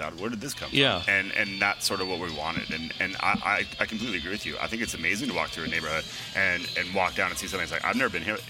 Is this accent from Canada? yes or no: yes; Alberta, Canada; now in Vancouver, Canada; none of us are actually originally from Vancouver, and I'm originally from Alberta.